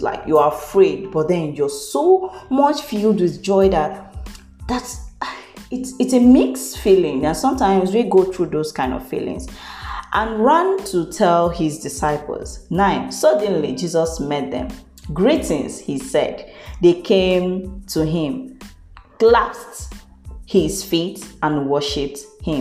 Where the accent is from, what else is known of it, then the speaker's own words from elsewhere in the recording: Anambra, Nigeria; now in Enugu, Nigeria; I am from Anambra State, if you don't know. Yes. I am from Agukunri precisely